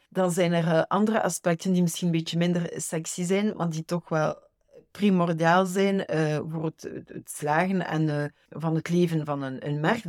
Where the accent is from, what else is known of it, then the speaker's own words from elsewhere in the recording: Ghent, Flanders, Belgium; moved away as an adult; now in Versailles, France; ik ben in Gent grootgebracht